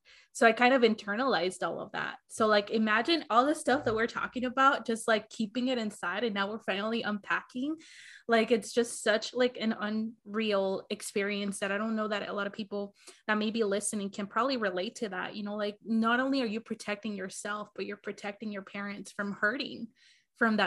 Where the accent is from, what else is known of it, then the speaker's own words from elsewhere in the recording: Arizona, United States; I grew up in Arizona, and then I lived in the projects for the majority of like my high school years